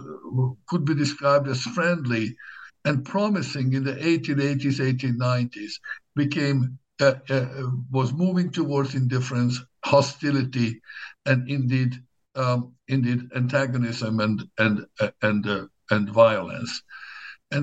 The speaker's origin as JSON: {"language": "English", "region": "Szabolcs-Szatmár-Bereg", "country": "Hungary", "tie": "born or raised there", "second_language": "English", "said": "I was born in Hungary in the mid-1960s, and a small town not very far from the Ukrainian border. I did my high school years in the town of Nyíregyháza, one of the larger towns."}